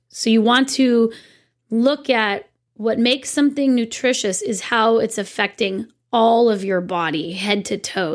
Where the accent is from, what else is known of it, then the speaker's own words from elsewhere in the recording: Santa Cruz County, California, United States; I'm from Santa Cruz County